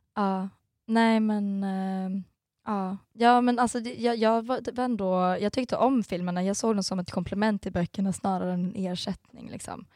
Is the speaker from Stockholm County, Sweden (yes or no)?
yes; Stockholm, Stockholm County, Sweden; moved away as an adult; also born or lived in Gothenburg / London; now in Malmö, Sweden; Jag är egentligen stockholmare men har bott i Göteborg i fem år och sen i London ett halvår